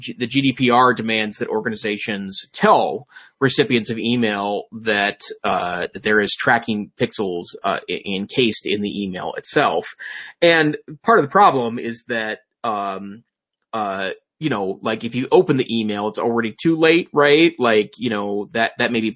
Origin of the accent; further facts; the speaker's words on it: United States; I'm an American